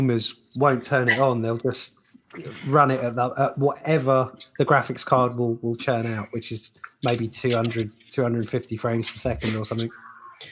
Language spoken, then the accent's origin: English; United Kingdom; we're British